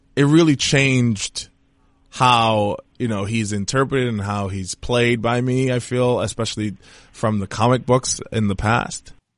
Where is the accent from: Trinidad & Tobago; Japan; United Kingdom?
Trinidad & Tobago; I'm from Trinidad and Tobago